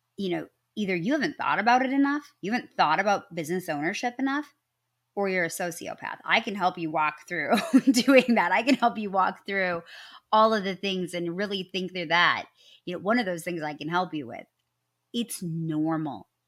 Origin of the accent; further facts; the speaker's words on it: Midwest, United States; I am from the Midwest, and you can usually only tell when I say, "I'm sorry."